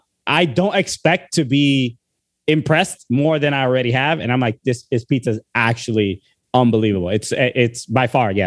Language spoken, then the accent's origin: English; New York City, New York, United States; I grew up in Brooklyn too.